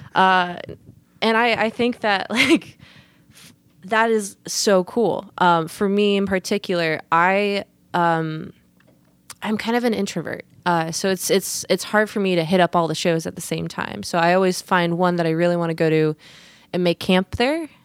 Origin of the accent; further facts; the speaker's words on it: Portland, Oregon, United States; also born or lived in Vancouver Island, British Columbia, Canada; I was born and raised in Portland.